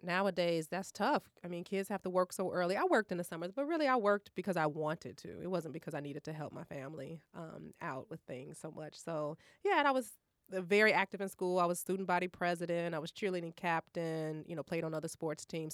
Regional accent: Maywood, Illinois, United States; I grew up in Maywood

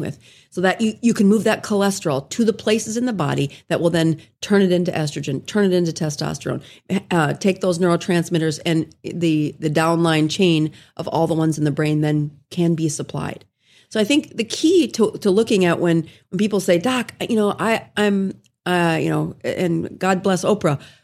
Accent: South Dakota, United States; moved away as an adult; also born or lived in Salt Lake City, Utah; I did my residency in Salt Lake City, Utah, and I'm from South Dakota

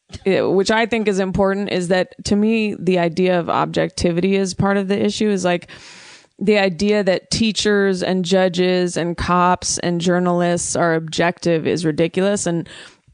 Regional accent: Oakland, California, United States; growing up in the Bay Area and Oakland

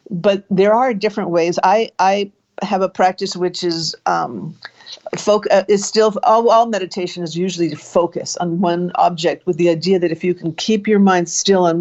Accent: Beverly Hills, California, United States; accent: Canadian; also born or lived in Montreal, Canada / Marina Del Rey, California; now in Palo Alto, United States; But I grew up in Southern California. I was born in Canada. I was born in Montreal. And my family moved to Southern California, Beverly Hills, because my uncle found a place for us there when I was 7

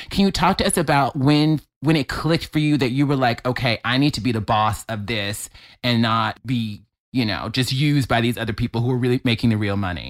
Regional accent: Mobile, Alabama, United States; moved away; I'm from Alabama. I, grew, I have a religious mother. I grew up in the church

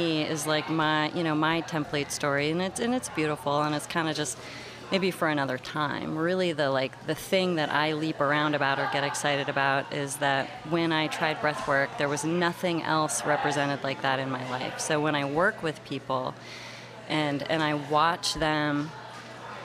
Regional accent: Alaska, United States; also born or lived in Bellingham / Seattle / Olympia / Portland; now in New Orleans, United States; I'm from Alaska originally

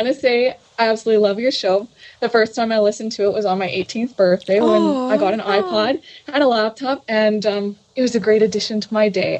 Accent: Canada; I'm from Canada.

